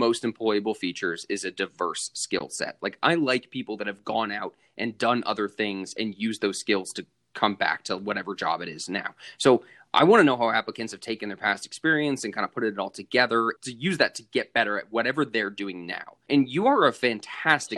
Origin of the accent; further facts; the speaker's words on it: Glendale, California, United States; also born or lived in Salt Lake City, Utah; Glendale, born and raised. I actually still live here